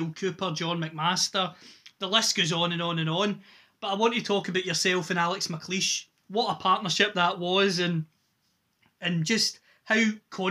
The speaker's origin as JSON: {"language": "English", "area": "Inverclyde", "region": "Scotland", "country": "United Kingdom", "said": "I'm from the Inverclyde area"}